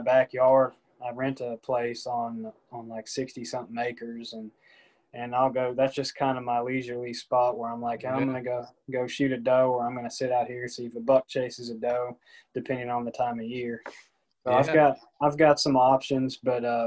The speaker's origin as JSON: {"language": "English", "town": "Nashville", "region": "Tennessee", "country": "United States", "tie": "born or raised there", "said": "I'm from the Nashville area, grew up here"}